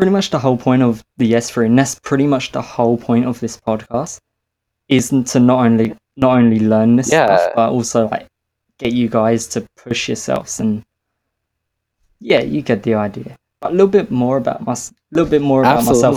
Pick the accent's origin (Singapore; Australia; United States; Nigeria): Australia; as any Australian